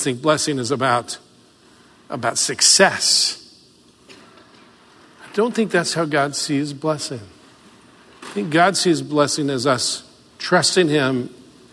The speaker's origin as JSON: {"language": "English", "region": "the South", "country": "United States", "tie": "born or raised there", "said": "I grew up in the South."}